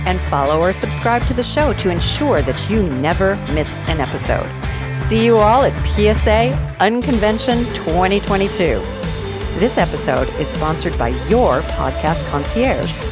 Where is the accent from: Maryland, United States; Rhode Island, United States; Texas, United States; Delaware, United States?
Texas, United States; now in Australia; I'm a Texan